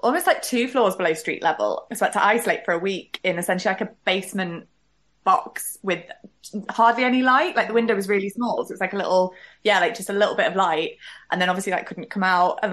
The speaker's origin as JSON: {"language": "English", "town": "Manchester", "region": "North West England", "country": "United Kingdom", "said": "I'm a Mancunian"}